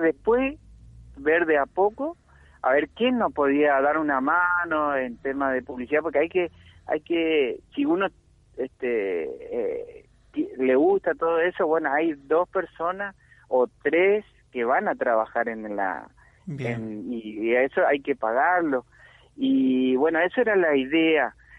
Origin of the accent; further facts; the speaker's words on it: Puerto Iguazú, Misiones, Argentina; acá nuestro nuestro puerto Iguazú, Misiones